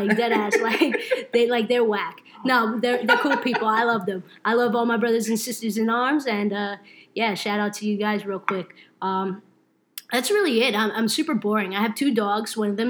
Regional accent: New Jersey, United States; also born or lived in Brooklyn; But I pretty much grew up in Jersey kid. At heart, you can say I love the Jersey Shore. So, you know, that really makes me Jersey.

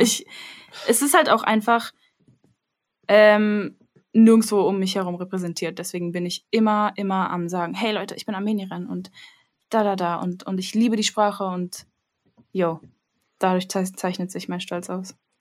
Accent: Berlin, Germany; ich sehe mich schon als Berlinerin, so halb

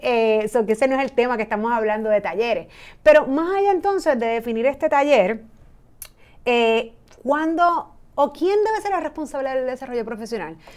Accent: Puerto Rico; los empleados puertorriqueños

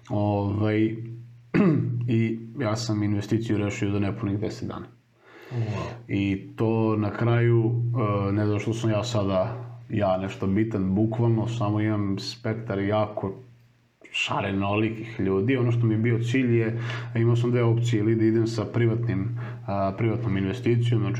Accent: Serbia; ti kao Srbin

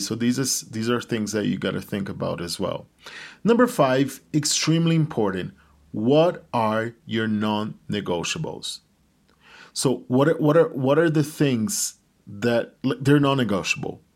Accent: Brazil; moved away as an adult; also born or lived in China; now in Bogota, Colombia; I was born in Brazil

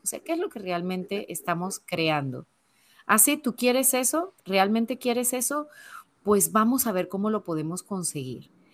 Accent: Venezuela; moved away as an adult; also born or lived in Spain; now in Panama; yo nací pues, en Venezuela. Llevo veintipico de años ya fuera del país donde nací

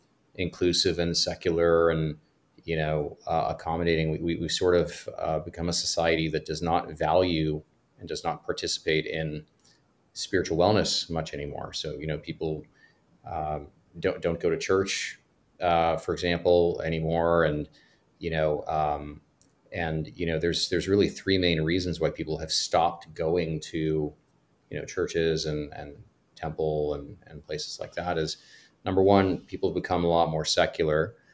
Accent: Cyprus; moved away; also born or lived in Greece; I grew up in, I was born in Greece, and I grew up on an island called Cyprus in the Eastern Mediterranean.

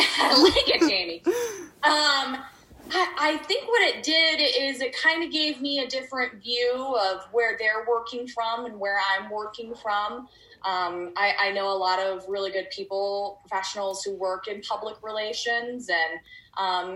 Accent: Grand Rapids, Michigan, United States; moved away as an adult; also born or lived in Lima, Ohio / Toledo, Ohio / Kansas City, Missouri / Chicago; now in Detroit, United States; I grew up in Grand Rapids, Michigan

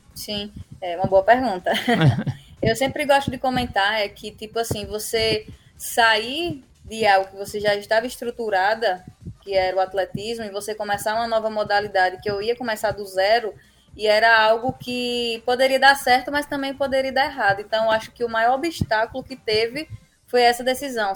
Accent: Northeast Region, Brazil; Como um bom sertanejo, um bom nordestino faz

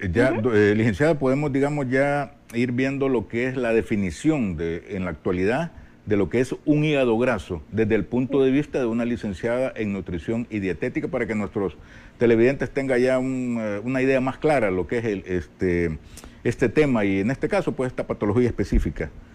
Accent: El Salvador

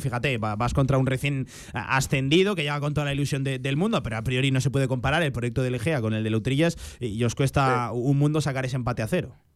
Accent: Alcorisa, Aragon, Spain; sea mi pueblo

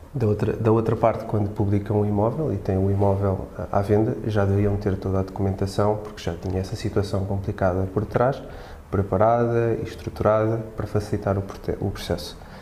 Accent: Lisbon, Portugal; also born or lived in Madeira; sou madeirense, vivo há muitos anos aqui em Lisboa, praticamente desde o meu primeiro mês de vida

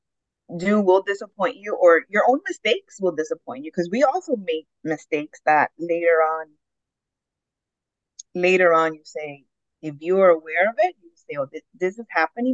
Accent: Dominican Republic; moved away; I was raised in Dominican Republic

